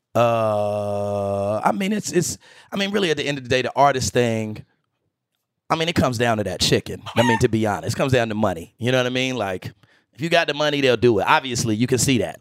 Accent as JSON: {"language": "English", "town": "Greensboro", "region": "North Carolina", "country": "United States", "tie": "born or raised there", "moved": "yes", "said": "I'm from Greensboro"}